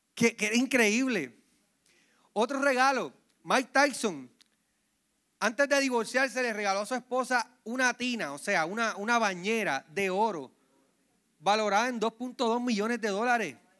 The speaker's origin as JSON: {"language": "Spanish", "country": "Puerto Rico", "tie": "born or raised there", "said": "Recuerdo cuando pequeño, en Villa Palmera, la parte de abajo, Luisito, vivió conmigo allí"}